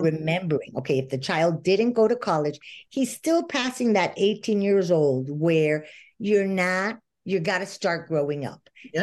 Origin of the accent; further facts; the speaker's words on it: Venezuela; moved away as an adult; I lived in Venezuela my whole life. I grew up in Venezuela and just emigrated 10 years ago.